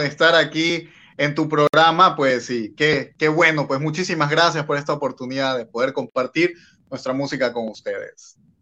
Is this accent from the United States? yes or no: no; Bolivia; now in Honduras; yo soy de Bolivia, pero vivo aquí en Honduras también.